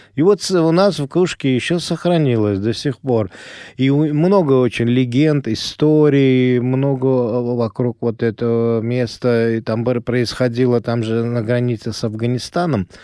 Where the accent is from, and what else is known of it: Ashgabat, Turkmenistan; born or raised there; first language Azerbaijani; Russian is a second language; moved away